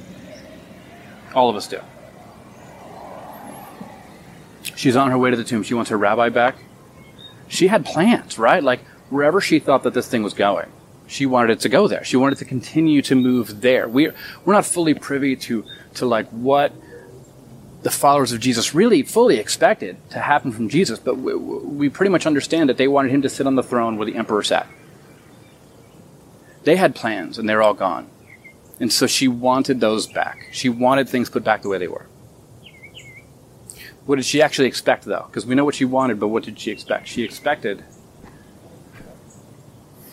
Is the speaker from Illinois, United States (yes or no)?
no; Florida, United States; I'm from Florida